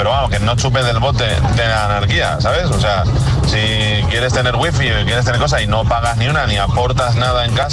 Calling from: Valencia, Valencian Community, Spain; Buenos días, agitadores. … de Valencia.

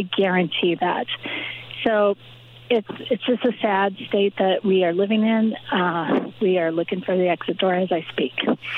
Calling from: Oregon, United States; Hi, I'm calling from Oregon

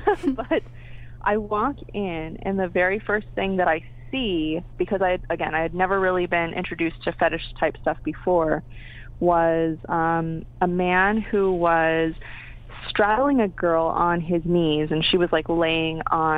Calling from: Pasadena, California, United States; I'm actually in Pasadena right now, so Pasadena, California.

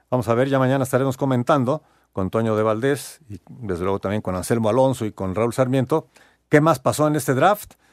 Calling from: Morelia, Michoacán, Mexico; Eh, ¿Qué tal? … de Morelia.

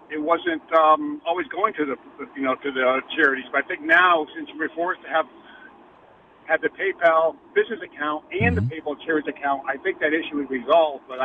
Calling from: Waterbury, Connecticut, United States; I'm you- calling from Waterbury.

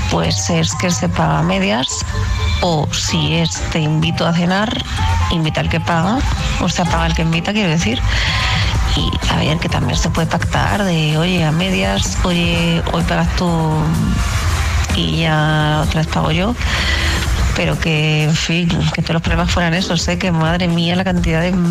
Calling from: Valencia, Valencian Community, Spain; de Valencia y yo pienso que el que invita es el que paga

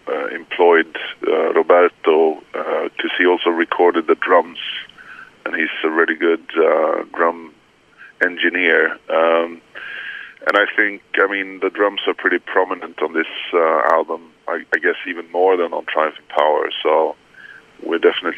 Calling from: Gustavsberg, Stockholm County, Sweden; I'm calling you from Gustavsberg, outside of Stockholm, close to the sea.

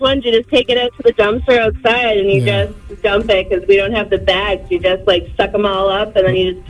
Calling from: Bridgewater, Massachusetts, United States; We're calling from Bridgewater.

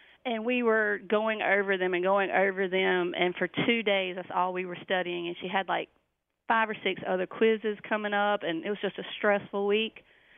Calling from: Macon, North Carolina, United States; Calling from Warrenton, North Carolina. Actually Macon, sorry.

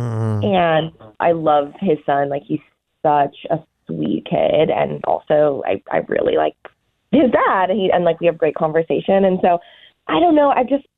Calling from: Pflugerville, Texas, United States; from Pflugerville, and unfortunately, I can't beat Booker.

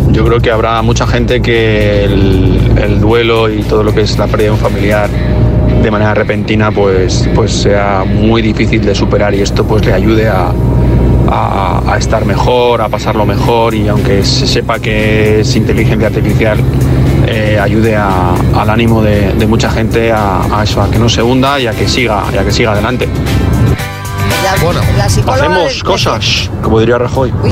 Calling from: Madrid, Community of Madrid, Spain; de Madrid

